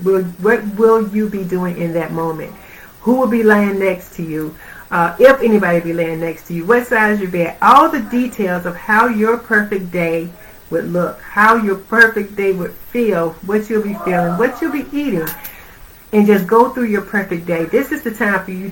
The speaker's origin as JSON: {"language": "English", "region": "Georgia", "country": "United States", "moved": "yes", "said": "I'm from Georgia originally."}